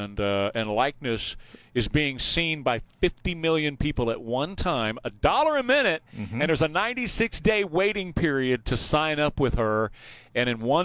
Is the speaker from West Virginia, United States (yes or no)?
no; Texas, United States; I'm from Texas